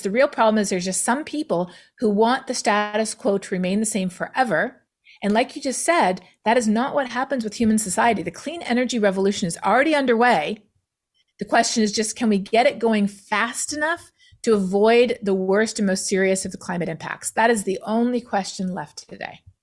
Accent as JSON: {"language": "English", "country": "Canada", "said": "being Canadian"}